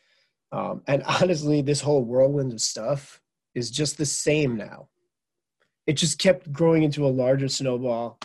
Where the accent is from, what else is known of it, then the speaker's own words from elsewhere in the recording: Merrick, New York, United States; moved away as an adult; also born or lived in Manhattan, New York / Michigan; I grew up in Merrick, Long Island, and born in Manhattan.